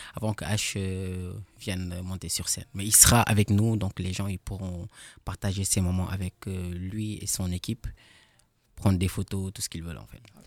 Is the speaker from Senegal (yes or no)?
yes; Senegal; now in Strasbourg, France; je suis sénégalais